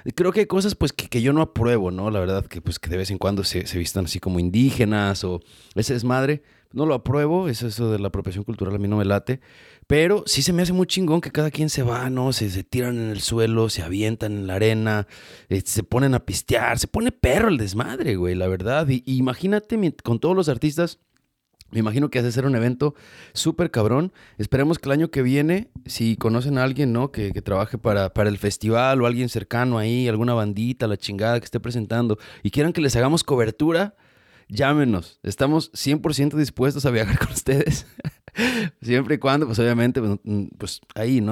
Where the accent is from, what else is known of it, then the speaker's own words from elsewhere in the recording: Mexico; uno creciendo en México